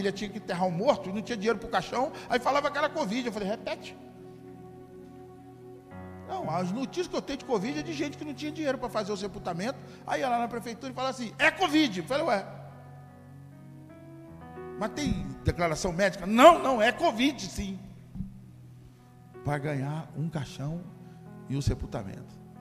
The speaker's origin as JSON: {"language": "Portuguese", "town": "Macaé", "region": "Rio de Janeiro", "country": "Brazil", "tie": "born or raised there", "moved": "yes", "said": "Aí eu fui na minha cidade natal, na outra semana, Macaé, cidade do petróleo."}